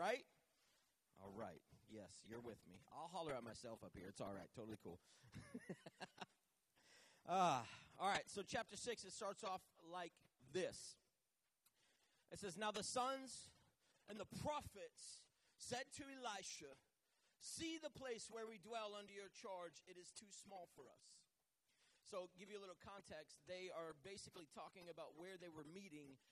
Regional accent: Manchester, New Hampshire, United States; moved away as an adult; also born or lived in Southern United States; I grew up in Manchester, New Hampshire, but I live down south.

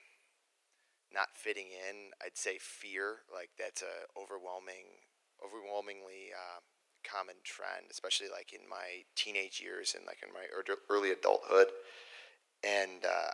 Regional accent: Joliet, Illinois, United States; I grew up down in Joliet, the youngest of three kids

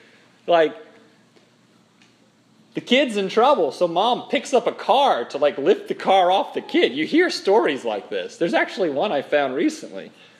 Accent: Minnesota, United States; And I'm from Minnesota. They've got a real strong accent up there.

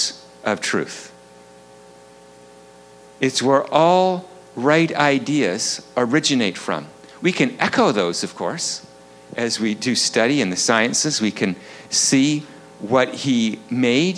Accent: Vancouver, British Columbia, Canada; I'm from Vancouver, up on the North Shore

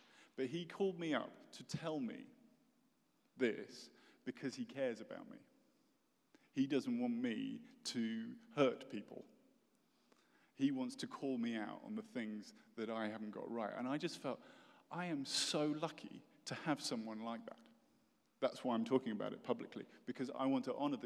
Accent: United Kingdom; moved away as an adult; now in United States; I'm British

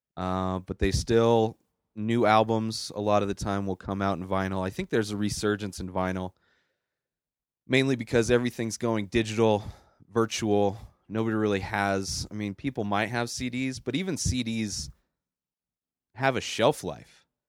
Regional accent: Bermuda Dunes, California, United States; moved away as an adult; now in Colorado, United States; I grew up in California

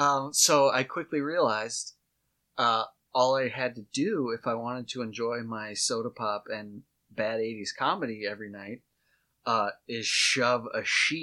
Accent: Watertown, South Dakota, United States; you and I grew up in Watertown.

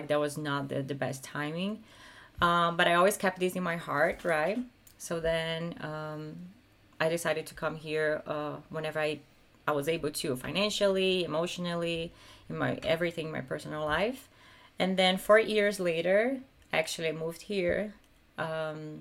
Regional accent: Brazil; moved away as an adult; now in California, United States; I had a really, really happy life in Brazil

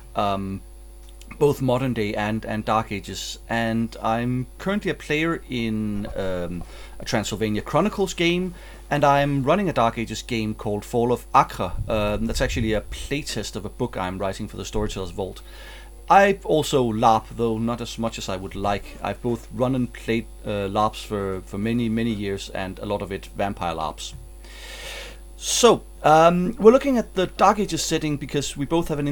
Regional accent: Denmark; I'm from Denmark

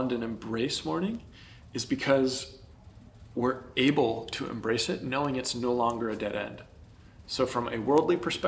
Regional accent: United States; we as American Christians

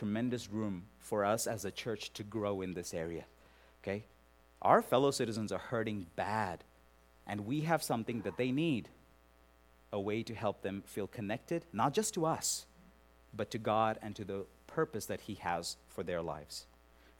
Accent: India; moved away; worked among the lepers in Calcutta, India, in my home country

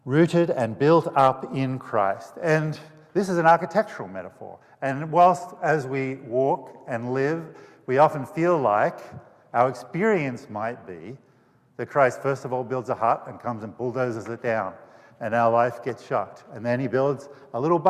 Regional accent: Australia; now in United States

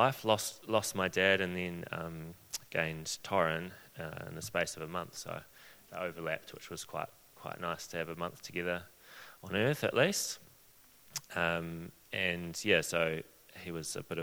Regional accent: Christchurch, Canterbury, New Zealand; also born or lived in Wellington; I grew up in Christchurch

